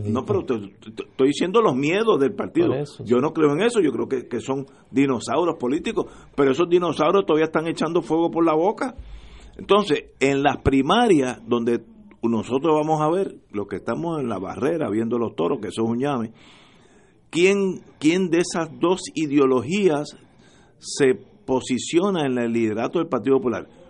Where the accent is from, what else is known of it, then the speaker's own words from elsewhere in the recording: Puerto Rico; yo soy puertorriqueño